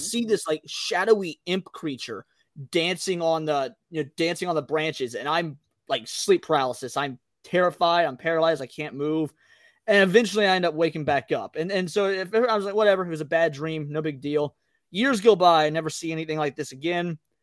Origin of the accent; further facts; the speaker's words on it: Midwest, United States; I was from the Midwest